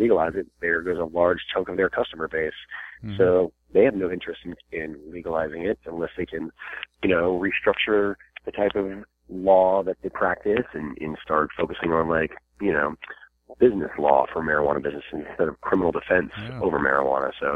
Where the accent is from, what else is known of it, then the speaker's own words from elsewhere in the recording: Virginia, United States; I'm from Virginia, and that's just right over the border there.